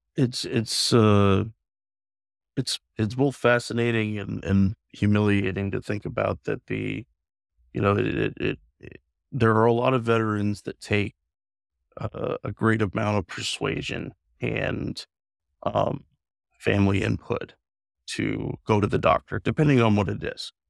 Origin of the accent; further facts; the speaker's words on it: The Dalles, Oregon, United States; my hometown in the Dalles